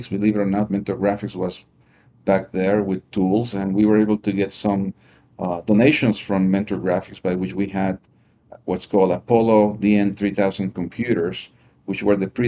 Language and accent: English; Lima, Peru; moved away as an adult; also born or lived in New York, United States; I, I grew up in uh, Lima, Peru.